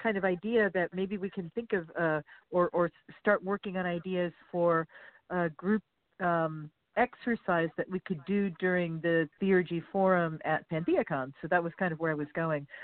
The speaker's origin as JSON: {"language": "English", "region": "Southern California", "country": "United States", "tie": "born or raised there", "said": "I grew up in Southern California"}